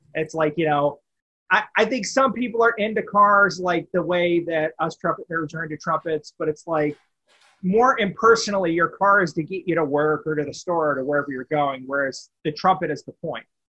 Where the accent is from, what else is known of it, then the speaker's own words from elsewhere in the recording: Bullhead City, Arizona, United States; also born or lived in Wichita, Kansas; now in Las Vegas, United States; I was in Wichita for a bit, yes, but I am from Bullhead City, Arizona